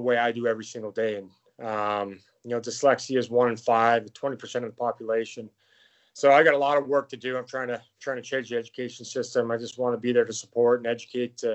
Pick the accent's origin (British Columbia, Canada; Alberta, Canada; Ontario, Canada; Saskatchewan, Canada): Saskatchewan, Canada; Saskatoon; now in Chicago, United States; I'm Canadian. I was born in God's country up in Saskatoon, Saskatchewan. It's where I grew up